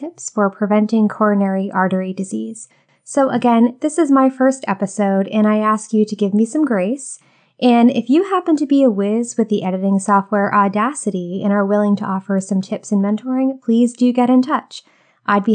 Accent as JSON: {"language": "English", "region": "Rhode Island", "country": "United States", "said": "I'm actually from Rhode Island"}